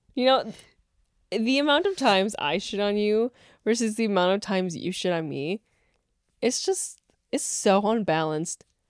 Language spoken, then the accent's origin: English; West Bend, Wisconsin, United States; that dealership in West Bend now, my hometown.